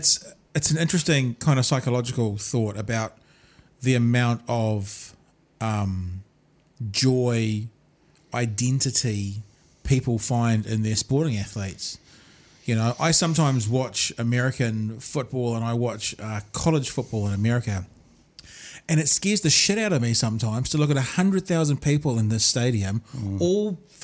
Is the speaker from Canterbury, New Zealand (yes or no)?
no; Auckland, New Zealand; I'm thinking when I grew up in Auckland, and we supported the Marist Rugby Club.